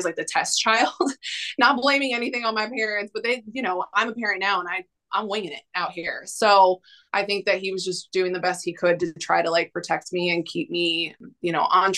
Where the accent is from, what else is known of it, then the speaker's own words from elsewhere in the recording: New York, United States; I'm from New York.